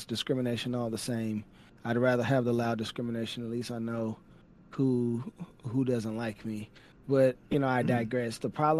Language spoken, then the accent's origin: English; Texas, United States; also born or lived in Virginia / Tampa, Florida; I'm from Texas. I've been here the majority of my life. I've lived in Virginia. I've lived in Tampa, Florida.